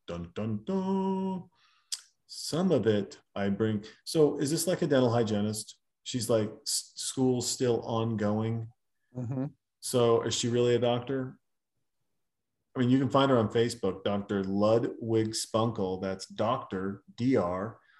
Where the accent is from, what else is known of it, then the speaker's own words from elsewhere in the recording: Germany; also born or lived in Austria; I grew up in Germany and Austria with strong bond to my relatives in Japan